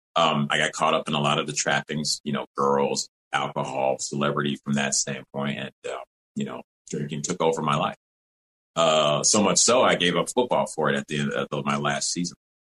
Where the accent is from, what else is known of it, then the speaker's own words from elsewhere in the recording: Evanston, Illinois, United States; also born or lived in Rochester, New York; I was born in Rochester, New York and grew up in Evanston, Illinois, Illinois, right outside of Chicago.